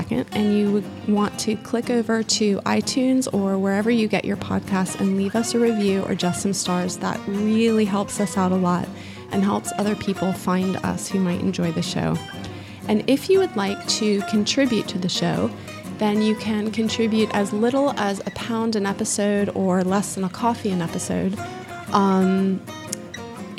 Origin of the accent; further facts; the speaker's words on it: Florida, United States; I'm from Florida